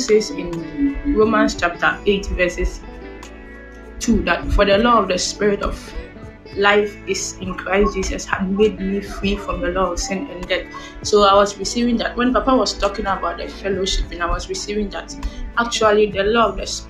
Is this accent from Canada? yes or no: no; Ghana; I'm from Ghana